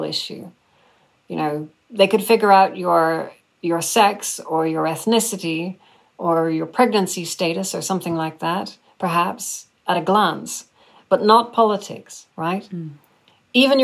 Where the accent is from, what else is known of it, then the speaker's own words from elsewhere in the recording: Northern Ireland, United Kingdom; I grew up in Northern Ireland myself